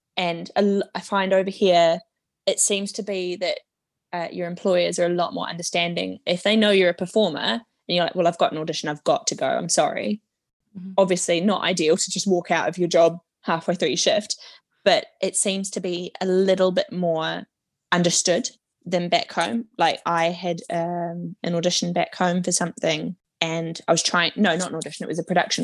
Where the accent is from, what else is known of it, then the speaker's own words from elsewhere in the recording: Wellington, New Zealand; moved away as an adult; now in England; I grew up in Wellington, where we've got the Opera House and the St. James Theatre.